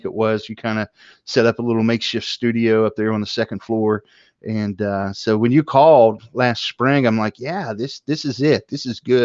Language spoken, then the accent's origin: English; West Virginia, United States; born or raised there; accent: Southern Ohio; also born or lived in Southern Ohio